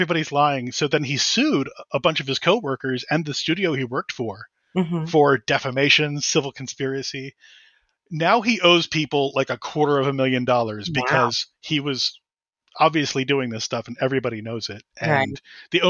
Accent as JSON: {"language": "English", "town": "Doylestown", "region": "Pennsylvania", "country": "United States", "tie": "born or raised there", "said": "I did. I was born in Doylestown, Pennsylvania."}